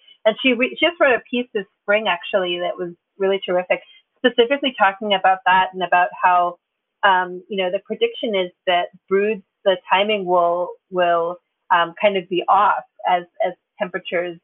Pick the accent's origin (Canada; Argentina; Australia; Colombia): Canada; Ontario; now in United States; I'm from Canada, I'm from Ontario